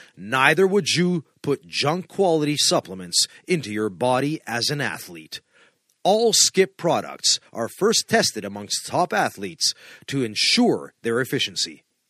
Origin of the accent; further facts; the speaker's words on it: Canada; now in Finland; we're from Canada